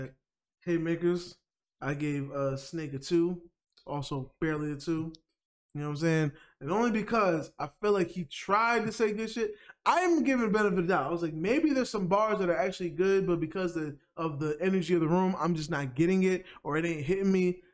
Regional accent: New York, United States; as a New Yorker

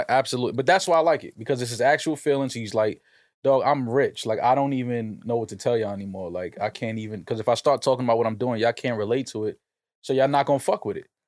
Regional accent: New York City, New York, United States; I'm from New York

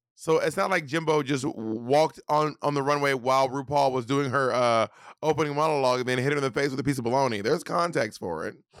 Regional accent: Alabama, United States; moved away; I'm from Alabama

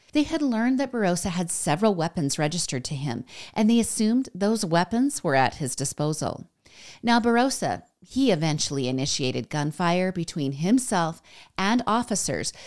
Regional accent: United States; I'm American

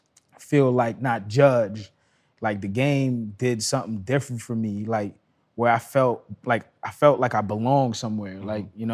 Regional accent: Trinidad & Tobago; also born or lived in Brooklyn, New York; now in California, United States; I was born and raised in Trinidad, first and foremost. I came here

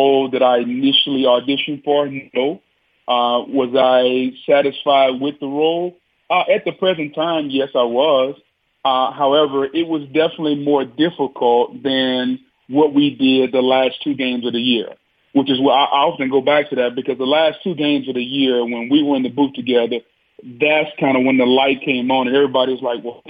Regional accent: Louisiana, United States; moved away; I grew up in Louisiana

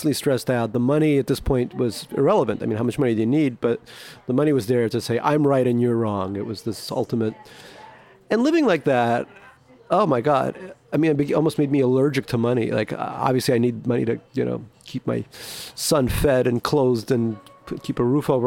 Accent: New York City, New York, United States; also born or lived in Russia; I grew up in Eastern Queens

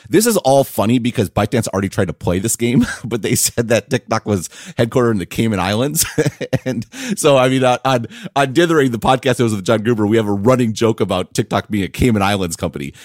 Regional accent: United States; I'm an American

